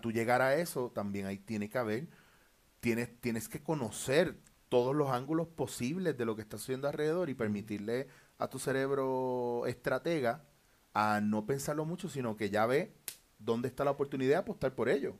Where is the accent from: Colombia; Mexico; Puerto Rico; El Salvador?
Puerto Rico; moved away; also born or lived in Barcelona; siendo puertorriqueño